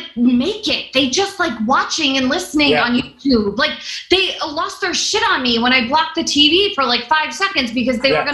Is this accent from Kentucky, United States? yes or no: yes; Kentucky, United States; I'm from Kentucky.